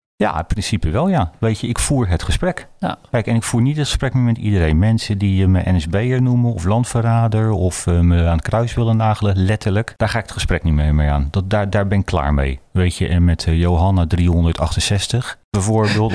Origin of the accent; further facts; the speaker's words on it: Rotterdam, South Holland, Netherlands; ik kom uit Rotterdam-Zuid. En ik heb altijd geleerd, daar in Zuid